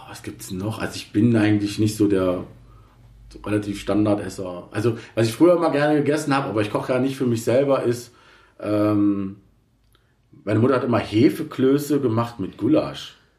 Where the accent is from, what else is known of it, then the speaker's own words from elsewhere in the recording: Berlin, Germany; also born or lived in Reinickendorf; ursprünglich komme ich aus Berlin, Kreuzberg, muss ich mal dazu sagen, West-Berlin. Ja. Okay. Äh, da bin ich geboren, Kreuzberg